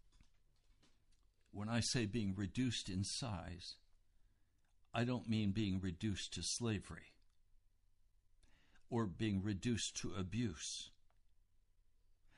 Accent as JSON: {"language": "English", "country": "United States", "said": "as an American"}